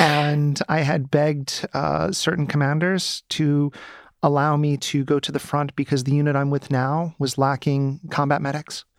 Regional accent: United States; moved away as an adult; now in Ukraine; I'm an American citizen

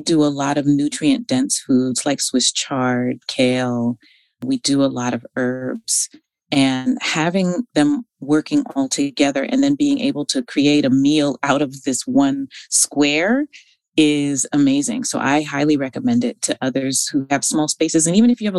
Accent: Northern California, United States; I'm from Northern California

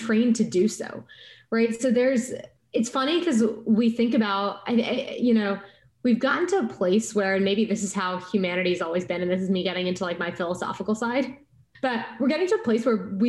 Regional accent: West Texas, United States; Growing up as an Indian American in West Texas

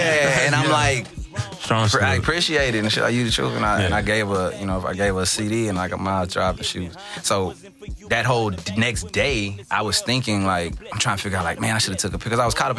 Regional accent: Lufkin, Texas, United States; now in Houston, United States; I'm from Lufkin, but I reside in Houston.

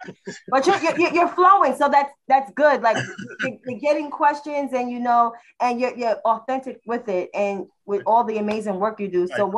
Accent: New York City, New York, United States; I am from the downstate. I am from New York City.

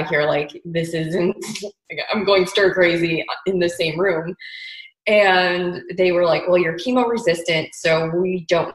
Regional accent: Chicago, Illinois, United States; moved away as an adult; now in Paso Robles, United States; I'm originally from Chicago

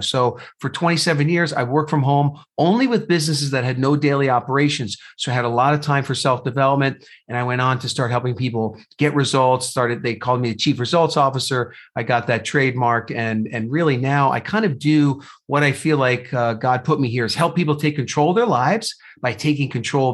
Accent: New Jersey, United States; moved away as an adult; also born or lived in Indiana; now in Phoenix, United States; So I was born and raised in New Jersey

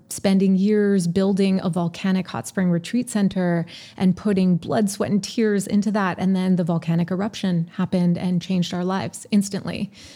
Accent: Montreal, Quebec, Canada; moved away; also born or lived in British Columbia; Yes, I'm Canadian. I grew up in Montreal.

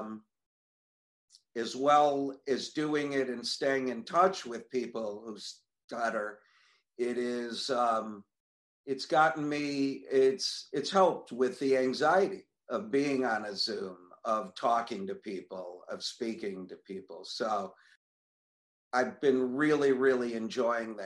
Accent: Buffalo, New York, United States; moved away as an adult; also born or lived in Niagara Falls, New York / Dallas, Texas; I'm from here. Was actually brought up here actually for the first 13 years of my life

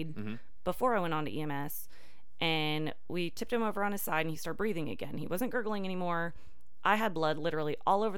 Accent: Washington, United States; moved away as an adult; also born or lived in Southern Oklahoma; now in Tulsa, United States; I'm actually originally from Washington State

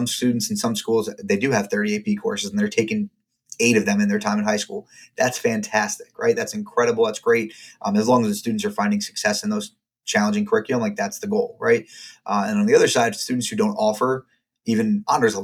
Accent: Hicksville, New York, United States; I'm from Hicksville. I'm a Long Island boy.

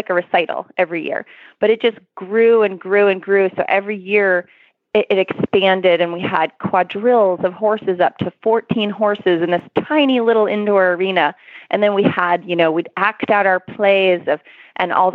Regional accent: Maine, United States; now in Florida, United States; I live in Florida now, but I grew up in Maine

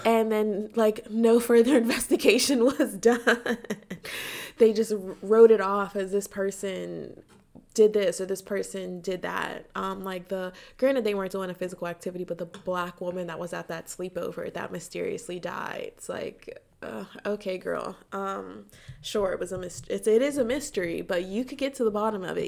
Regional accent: United States; I'm American.

